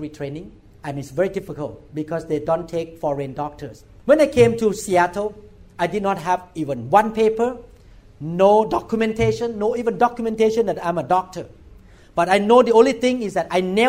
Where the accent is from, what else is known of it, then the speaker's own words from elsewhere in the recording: Thailand; English is a second language; moved away as an adult; I'm a neurosurgeon from Thailand